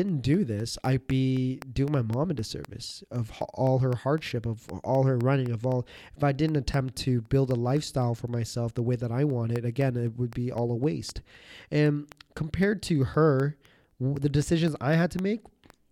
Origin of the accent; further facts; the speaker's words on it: Canada; I was born in Canada